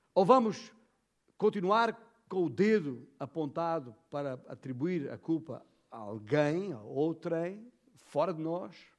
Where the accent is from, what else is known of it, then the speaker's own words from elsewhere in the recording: Portugal; como bom português